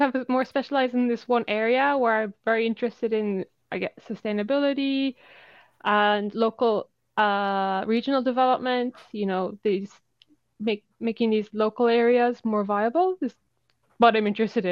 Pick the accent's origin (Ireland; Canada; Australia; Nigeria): Ireland; moved away as an adult; also born or lived in Dublin; now in Kyoto, Japan; I'm from Ireland